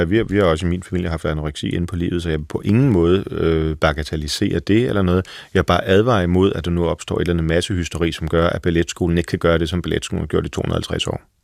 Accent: Frederikssund, Capital Region of Denmark, Denmark; Jeg er vokset op i Frederikssund

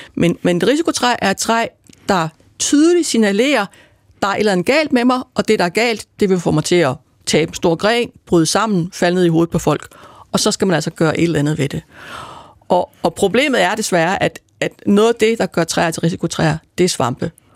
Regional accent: Aarhus, Central Denmark Region, Denmark; now in Copenhagen, Denmark; Jeg kommer oprindeligt fra Jylland, fra Aarhus, men jeg har boet det meste af mit liv i København

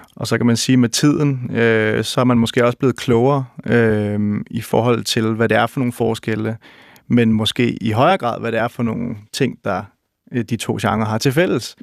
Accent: Roskilde, Zealand, Denmark; i Roskilde, hvor jeg, hvor jeg voksede op øh, i, i 70'erne og 80'erne

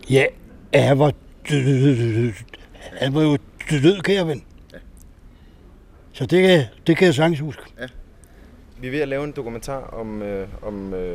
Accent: Helsingør, Capital Region of Denmark, Denmark; moved away; Jeg kommer fra Helsingør af. Nå, okay. Jeg har boet her i 44

